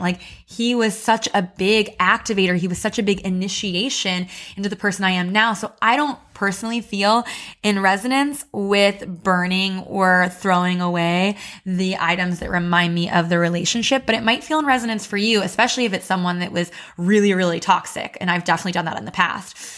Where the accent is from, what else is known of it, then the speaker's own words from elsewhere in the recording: Missouri, United States; moved away as an adult; also born or lived in Chicago; I moved to Chicago for college and I grew up in Missouri